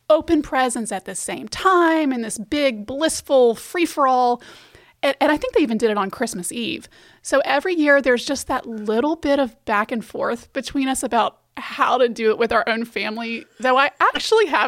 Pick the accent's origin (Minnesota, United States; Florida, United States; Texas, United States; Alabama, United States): Alabama, United States; Birmingham; moved away; also born or lived in Washington, D.C.; I'm from Birmingham